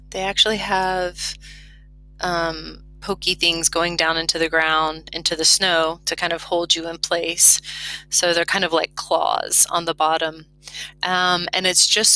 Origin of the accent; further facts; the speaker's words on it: Florida, United States; moved away as an adult; now in Lozère, France; because I'm from Florida.